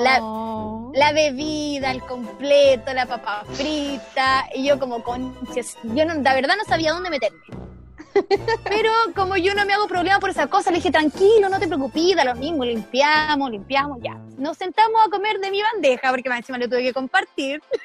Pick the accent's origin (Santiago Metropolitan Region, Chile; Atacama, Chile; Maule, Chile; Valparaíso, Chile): Maule, Chile; San Javier; moved away as an adult; also born or lived in Concepción; un chiquillo que yo conocía de mi pueblo, porque yo soy de San Javier, región del Maule